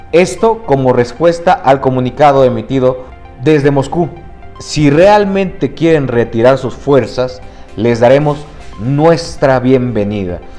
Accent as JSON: {"language": "Spanish", "country": "Honduras", "said": "Yo vengo de Honduras."}